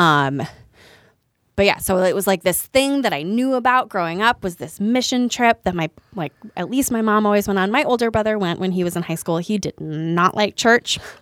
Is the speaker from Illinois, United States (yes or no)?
yes; just outside of Chicago, Illinois, United States; I grew up just outside of Chicago